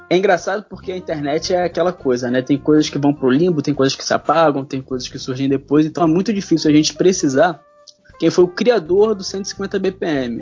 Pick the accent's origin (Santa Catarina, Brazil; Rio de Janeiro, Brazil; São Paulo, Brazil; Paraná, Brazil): Rio de Janeiro, Brazil; sou carioca